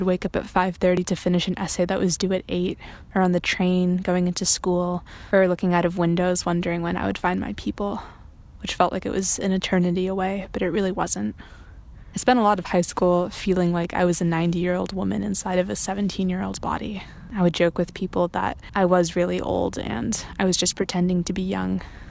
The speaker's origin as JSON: {"language": "English", "region": "New England", "country": "United States", "tie": "born or raised there", "also_born_or_lived": "Massachusetts / Colorado / Vermont", "lives_now": "Squamish, Canada", "said": "I grew up in New England, and I went to high school in three different states, Massachusetts, Colorado, and Vermont."}